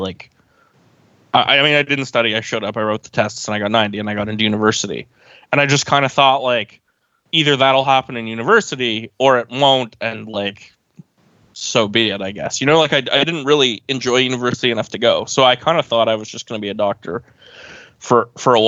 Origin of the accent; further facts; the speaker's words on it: Oakville, Ontario, Canada; I'm from Oakville, which is a suburb of Toronto